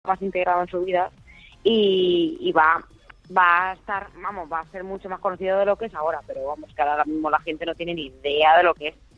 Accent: Albacete, Castilla-La Mancha, Spain; now in Valencia, Spain; yo soy de Albacete, vivo en Valencia

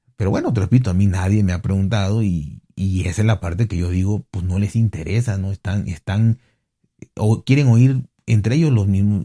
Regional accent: Mexico; a mí como mexicano

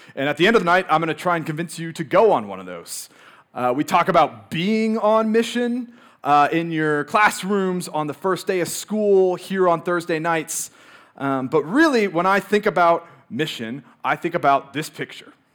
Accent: Moscow, Idaho, United States; born or raised there

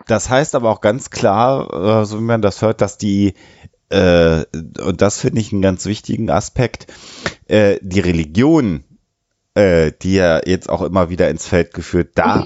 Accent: Germany; bei uns in Deutschland

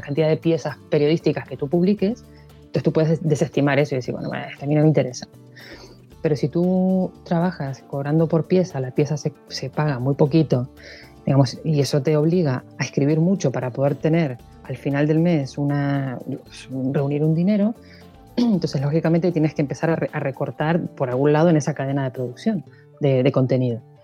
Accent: Montevideo, Uruguay; moved away as an adult; now in Spain; Yo eh, soy de Uruguay, de Montevideo, vivo en España desde hace casi 18 años

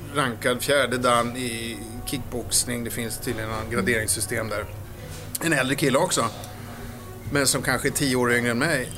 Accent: Stockholm, Stockholm County, Sweden; Jag är uppväxt i Stockholm, i Vasastan

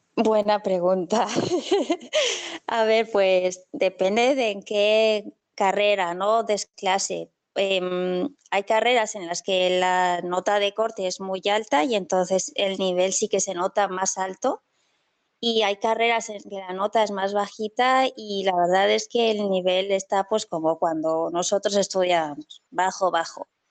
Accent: Castellón de la Plana, Valencian Community, Spain; soy de Castellón

